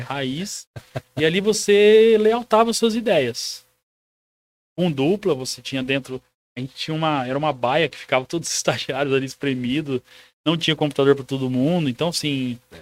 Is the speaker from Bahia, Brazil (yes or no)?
no; Presidente Prudente, São Paulo, Brazil; Eu sou de Presidente Prudente, sou um conterrâneo seu